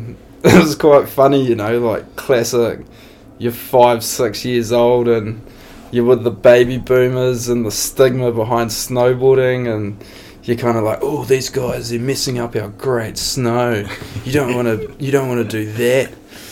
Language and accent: English; Auckland, New Zealand; also born or lived in Wairu / Linton; I grew up in a few places. My old man was in the army when I was younger. And Wairu, Linton and South Auckland were a few of the places that I grew up, and kind of jumped around a wee bit when I was younger